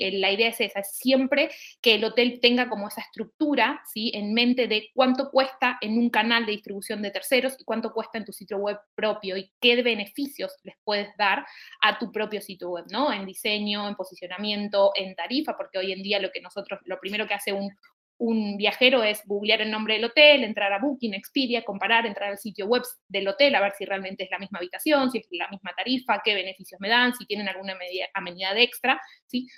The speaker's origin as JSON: {"language": "Spanish", "country": "Argentina", "accent": "Argentine", "said": "como habrán sentido en mi, en mi tonada, soy argentina"}